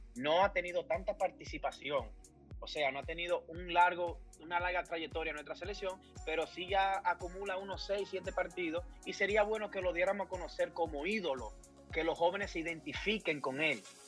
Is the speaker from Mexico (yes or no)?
no; Moca, Espaillat, Dominican Republic; mi amado Moca, querido, mi pueblo, mi ciudad natal